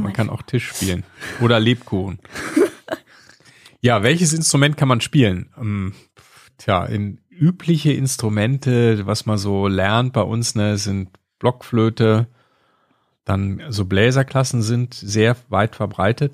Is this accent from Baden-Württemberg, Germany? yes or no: no; Kleve, North Rhine-Westphalia, Germany; now in Bavaria, Germany; Ja, ich komme aus Kleve. Das ist am Niederrhein, das ist auch Nordrhein-Westfalen, ist so die westliche Ecke, also links auf der Karte, so ganz nah an der niederländischen Grenze. Da bin ich groß geworden